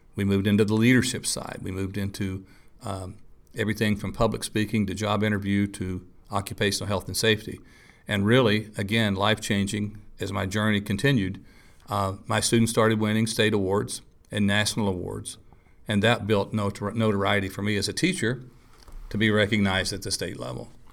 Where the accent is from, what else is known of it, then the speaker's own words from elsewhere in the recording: Rock, West Virginia, United States; In Rock, West Virginia, a little town on the on the far southern